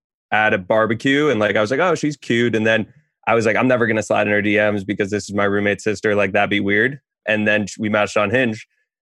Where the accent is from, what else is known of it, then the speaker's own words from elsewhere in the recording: Ardsley, New York, United States; I just turned 25 last week, and I'm from Ardsley, New York, 1 square mile in Westchester.